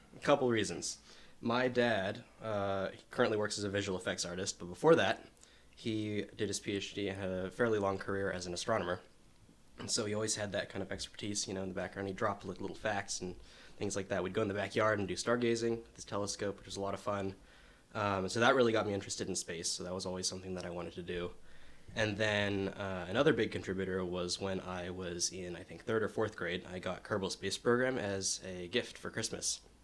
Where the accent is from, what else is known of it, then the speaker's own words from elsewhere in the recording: Marin County, California, United States; I'm from Marin County in California